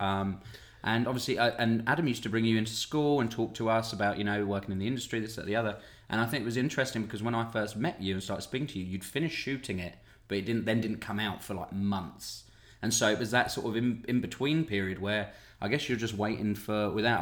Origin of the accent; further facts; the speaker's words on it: United Kingdom; I come from Britain